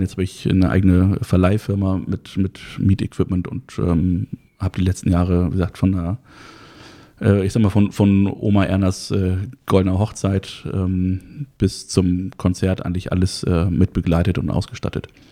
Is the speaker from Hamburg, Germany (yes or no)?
yes; Hamburg, Germany; bin gebürtiger Harburger, also aus dem Hamburger Süden